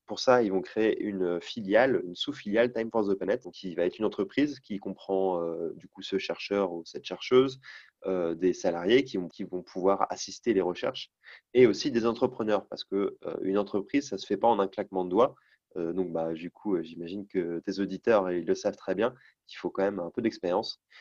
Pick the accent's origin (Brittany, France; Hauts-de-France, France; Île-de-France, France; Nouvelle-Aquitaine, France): Brittany, France; North Finistère; je viens du Nord Finistère